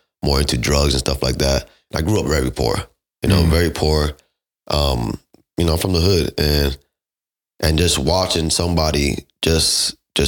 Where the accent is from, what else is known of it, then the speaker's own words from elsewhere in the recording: Miami, Florida, United States; I'm from Miami, Florida.